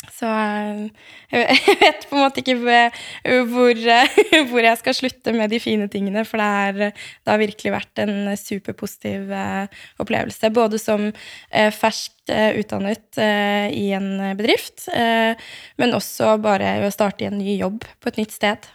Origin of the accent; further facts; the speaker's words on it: Eastern Norway, Norway; moved away as an adult; also born or lived in Bergen / Oslo; som østlending